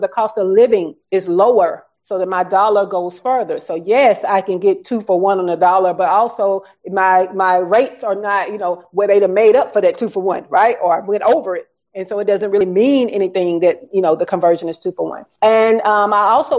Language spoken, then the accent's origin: English; the South, United States; accent: Southern; my Southern accent